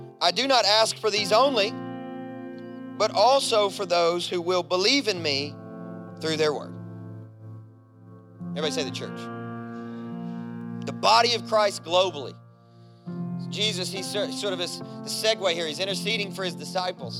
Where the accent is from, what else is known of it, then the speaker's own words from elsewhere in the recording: Kentucky, United States; I grew up in Kentucky, a coal mining town.